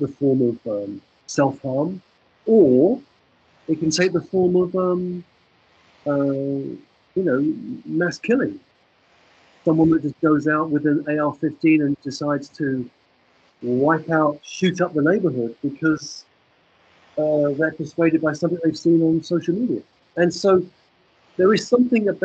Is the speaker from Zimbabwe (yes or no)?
no; England, United Kingdom; the world that I grew up in England in the 1960s